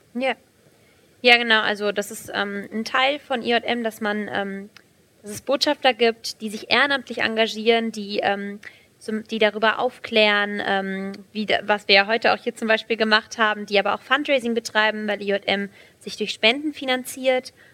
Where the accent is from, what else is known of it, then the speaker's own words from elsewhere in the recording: Aßlar, Hesse, Germany; ich bin 18 Jahre alt, ähm, ich komme aus Asla